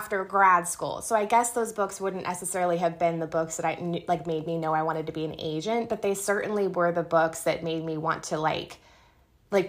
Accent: Yorba Linda, California, United States; I grew up in Yorba Linda, California

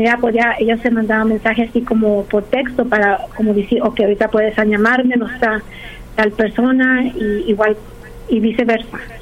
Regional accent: Los Angeles, California, United States; also born or lived in Pennsylvania; me regresé aquí porque soy de aquí de Los Ángeles

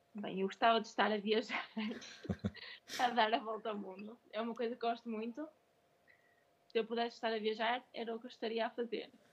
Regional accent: Braga, Portugal; Braga é a minha cidade, não é? Foi onde eu nasci, onde eu cresci, onde eu fiz o curso

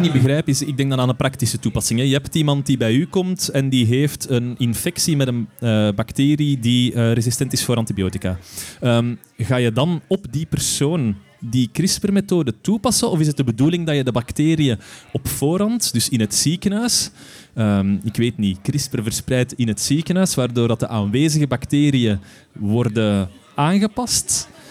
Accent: Steenhuffel, Flanders, Belgium; Ik ben van Steenuffel.

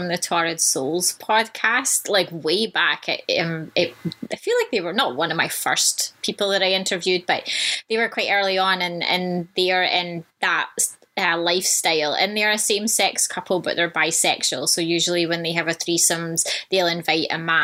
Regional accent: Vancouver, British Columbia, Canada; in Vancouver, in my hometown

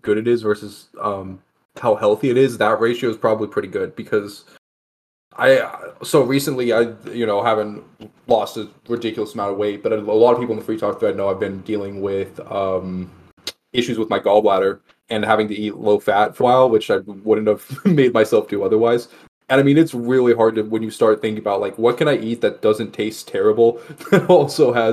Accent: Texas, United States; I'm from Texas

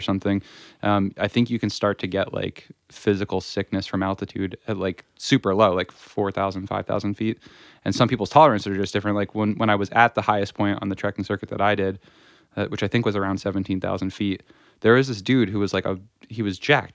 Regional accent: Stillwater, New Jersey, United States; growing up in the North Jersey in Sussex County, um, in Stillwater specifically

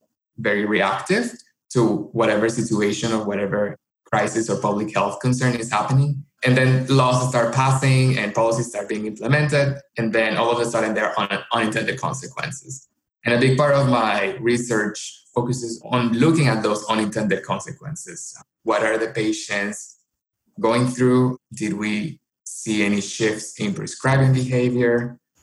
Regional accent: Colombia; moved away as an adult; now in United States; I am originally from Colombia and I came to the United States for college

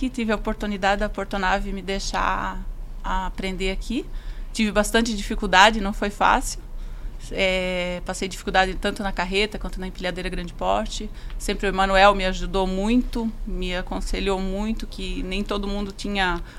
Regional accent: Joinville, Santa Catarina, Brazil; vim de Joinville, né? Não sou daqui. É, um dia tudo começou, eu trabalhava numa outra empresa em Joinville

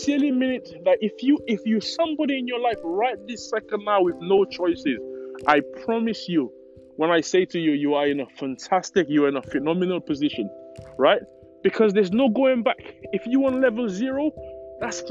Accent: St. Lucia; moved away as an adult; now in United Kingdom; I was born in the Caribbean. I was born in St. Lucia, to be exact.

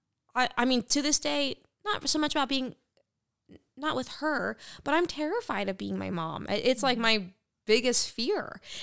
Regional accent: United States; I'm American.

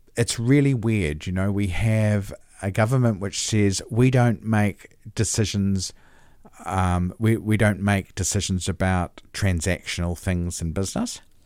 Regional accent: New Zealand; I'm a Kiwi. I was born here

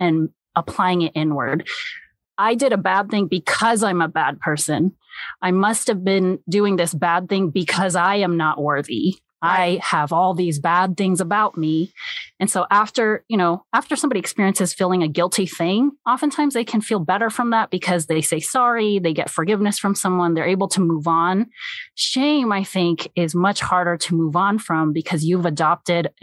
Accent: United States; also born or lived in South Korea (parents); I am Korean American and I grew up with immigrant parents who raised me the way that they were raised

